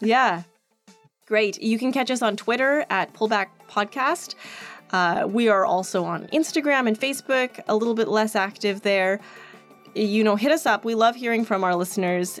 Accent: Edmonton, Alberta, Canada; moved away; I grew up there

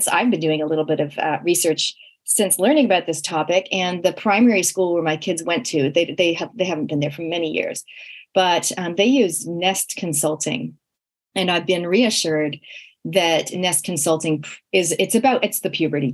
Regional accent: Canada; now in New Zealand; growing up in Canada, we literally had no relatives

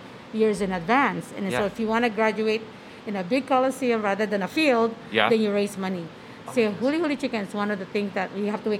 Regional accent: Oahu, Hawaii, United States; moved away as an adult; now in Omaha, United States; growing up in Hawaii

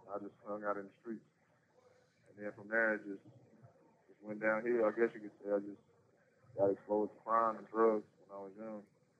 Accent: Eden, North Carolina, United States; I'm from Eden, North Carolina. I grew up with my grandma, really.

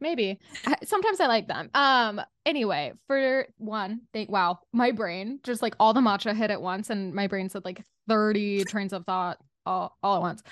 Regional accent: Utah, United States; also born or lived in Southern California / Los Angeles; now in New York, United States; I grew up in Utah and then, like, partially in Southern California, I lived in L A for a second before this

